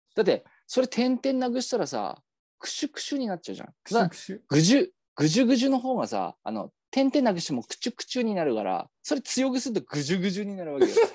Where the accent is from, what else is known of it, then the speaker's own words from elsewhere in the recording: Yamagata, Japan; accent: Yamagata dialect; moved away; 俺らの地元